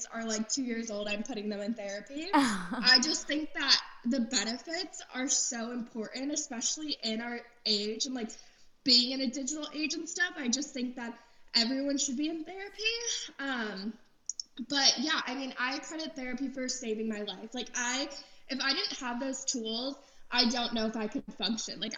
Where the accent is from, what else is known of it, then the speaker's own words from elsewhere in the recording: Florida, United States; also born or lived in Los Angeles; now in Nashville, United States; I grew up in Florida for the most part